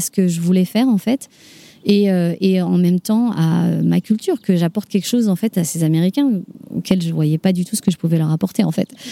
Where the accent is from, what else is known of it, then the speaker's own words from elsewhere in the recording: Paris, Île-de-France, France; moved away as an adult; now in Denver, United States; je suis parisienne